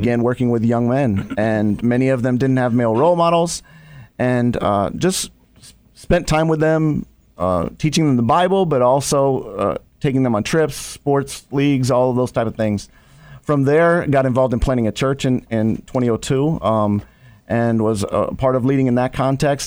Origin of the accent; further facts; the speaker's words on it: Ohio, United States; now in Chicago, United States; I didn't grow up in Chicago. I grew up in Ohio